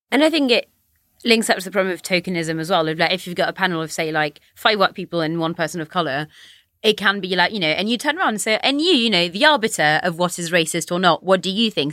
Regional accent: France; now in United Kingdom; I'm French, I grew up in France

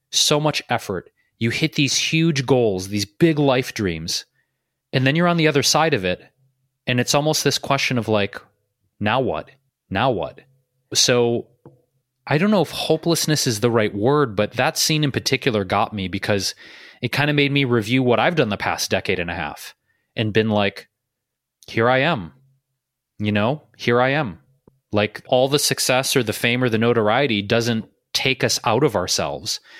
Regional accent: Detroit, Michigan, United States; also born or lived in Chicago / New York City / Bay Area; now in Los Angeles, United States; I moved out of my hometown of Detroit, right? I lived in Chicago, I lived in New York City, I lived in the Bay Area, I've been in LA.

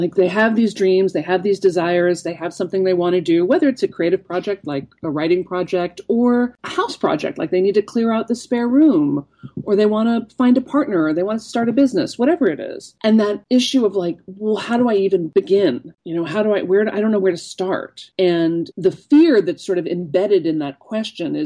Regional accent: Chicago, Illinois, United States; I grew up in Chicago

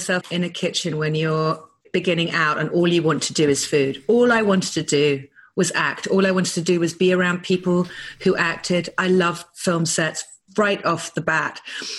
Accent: United Kingdom; now in Malibu, United States

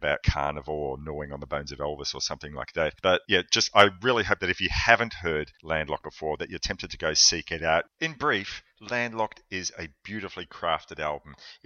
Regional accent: Melbourne, Victoria, Australia; my hometown of Melbourne

